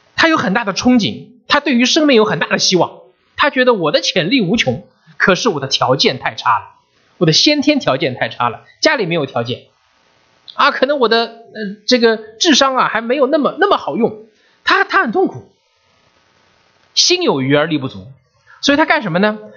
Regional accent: China; now in United States; 我们中国人

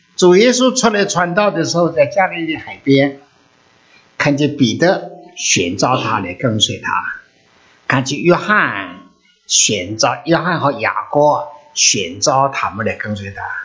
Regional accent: China; now in United States; 我们已经离开了中国的国度了，来到美国的国度里头活着了

